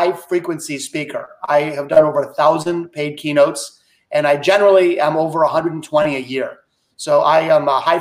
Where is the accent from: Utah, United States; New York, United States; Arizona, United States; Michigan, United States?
Michigan, United States; Detroit; I was born here in the city of Detroit, and I'm very passionate about my hometown, so I've tended to stay here